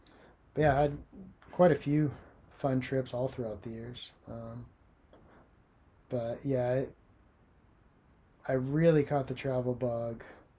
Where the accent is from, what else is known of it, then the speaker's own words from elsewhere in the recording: United States; For me, growing up, I was also able to travel in my home country a lot, in the U.S. a lot.